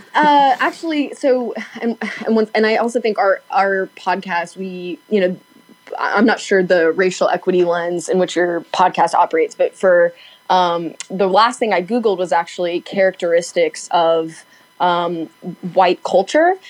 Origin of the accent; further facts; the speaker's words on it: Knoxville, Tennessee, United States; now in Nashville, United States; I am from Knoxville and I grew up there.